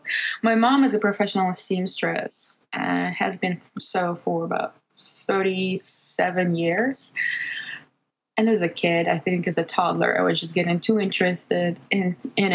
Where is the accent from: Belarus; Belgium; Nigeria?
Belarus; English is a second language; moved away; back in my home country where I was born and grew up, Belarus